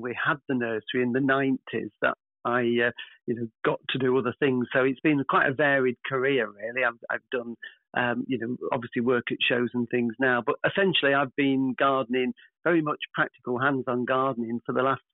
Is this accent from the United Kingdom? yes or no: yes; North Nottinghamshire, East Midlands, United Kingdom; I grew up in Nottinghamshire, in the coal mining villages in North Nottinghamshire